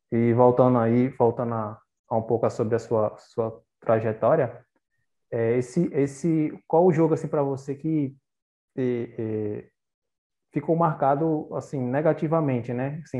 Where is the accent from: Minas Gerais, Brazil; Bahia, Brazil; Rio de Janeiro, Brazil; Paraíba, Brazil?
Paraíba, Brazil; Eu sou da Paraíba